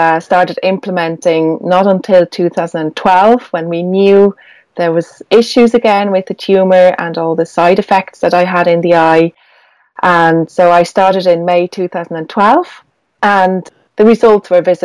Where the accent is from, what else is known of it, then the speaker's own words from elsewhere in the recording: Switzerland; now in Ireland; although I live in Ireland, I'm Swiss. I grew up in Switzerland